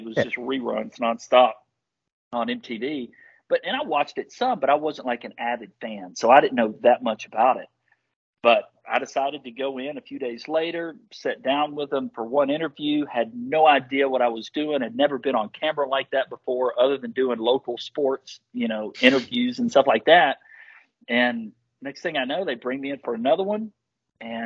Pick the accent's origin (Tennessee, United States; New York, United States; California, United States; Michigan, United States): Tennessee, United States; Nashville; I was born and raised here in Nashville, Tennessee